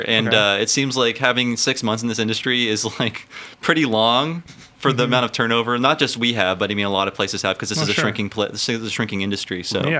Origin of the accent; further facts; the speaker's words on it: Youngstown, Ohio, United States; now in San Francisco, United States; I'm from Youngstown, which is less exciting.